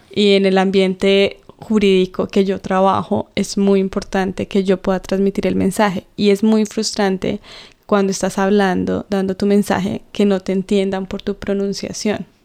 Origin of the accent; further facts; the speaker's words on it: Colombia; accent: Colombian; first language Spanish; moved away; mi acento mm. colombiano.